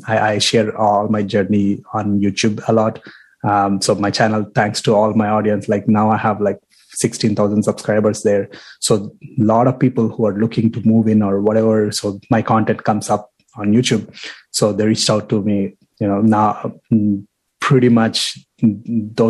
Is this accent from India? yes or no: yes; India; moved away as an adult; also born or lived in Toronto, Canada; now in Windsor, Canada; Born and raised in India. Came here as a student in 2012.